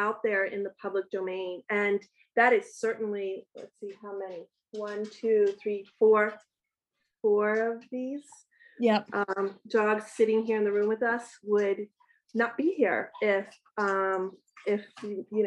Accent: Baltimore, Maryland, United States; also born or lived in Brooklyn; now in Queens, United States; I'm from Baltimore

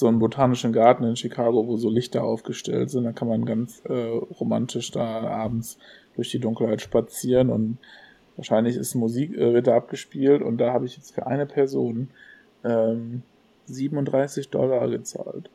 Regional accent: Gelsenkirchen, North Rhine-Westphalia, Germany; bei uns im Ruhrgebiet

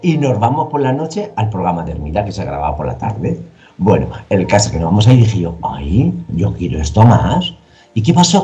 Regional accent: Alicante, Valencian Community, Spain; Yo soy vengo de Alicante, soy bailarín.

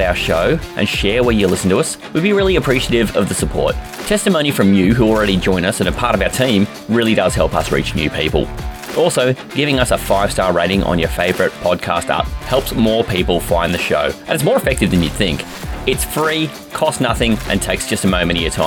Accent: Australia; we're Aussie

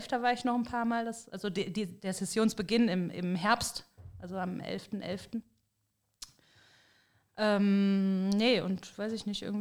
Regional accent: Bensberg, North Rhine-Westphalia, Germany; Wir sind ja, also genau genommen kommen wir aus Bensberg.

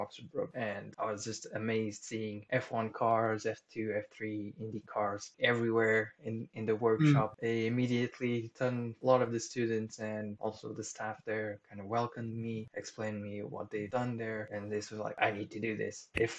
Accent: Tomar, Santarém District, Portugal; moved away as an adult; now in Leamington Spa, United Kingdom; I come from a little city in the center of Portugal called Tomar, which is the city of Templars.

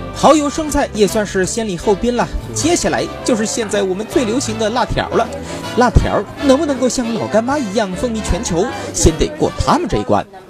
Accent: China; 作为我们中国人来说

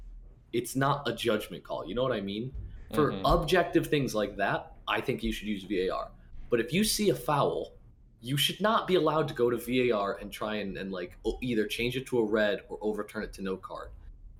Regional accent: United States; I am an American

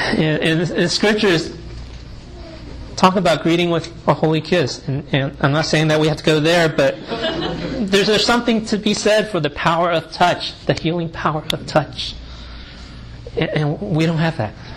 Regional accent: United States; I'm Asian American male of Chinese descent

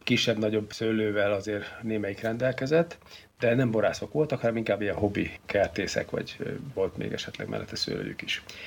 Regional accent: Szeged, Csongrád-Csanád, Hungary; now in Székesfehérvár, Hungary; én nem vagyok tőzsikeres Fehérvár, én az Alföldről, Szegedről származom, ide csak a videótomban való munkásságom okán kerültem

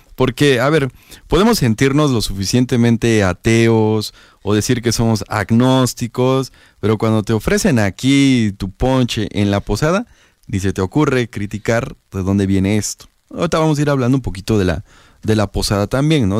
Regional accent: Oaxaca, Mexico; La tradición muy propia de Oaxaca, de las y los oaxaqueños. Algo así de que somos un estado de la República con mucha tradición

